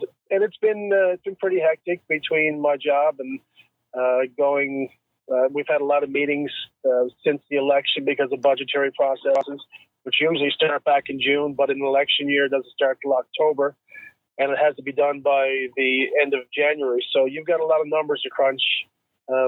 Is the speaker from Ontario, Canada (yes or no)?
no; Bay Roberts, Newfoundland and Labrador, Canada; growing up as a young man in Bay Roberts, which is my hometown.